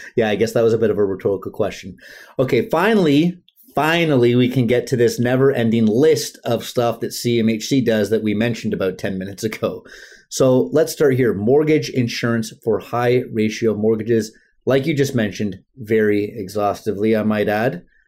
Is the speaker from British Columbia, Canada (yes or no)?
yes; Vancouver, British Columbia, Canada; I'm from Vancouver. or like we call it, the Lower Mainland